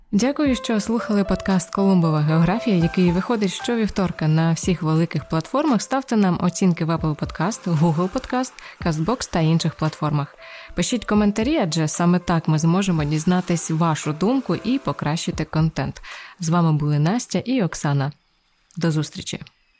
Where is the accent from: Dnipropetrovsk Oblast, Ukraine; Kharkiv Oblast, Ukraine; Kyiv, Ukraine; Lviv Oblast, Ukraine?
Dnipropetrovsk Oblast, Ukraine; Pavlohrad district; я якраз виросла в Павлоградському районі